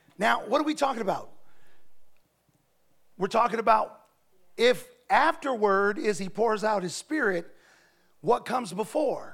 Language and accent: English; Ohio, United States; I come from Ohio where they have grain silos